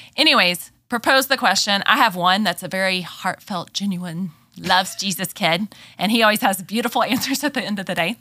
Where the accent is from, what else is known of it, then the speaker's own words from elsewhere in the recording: Texas, United States; accent: southern drawl; moved away as an adult; also born or lived in Memphis, Tennessee; I am originally from Texas, grew up there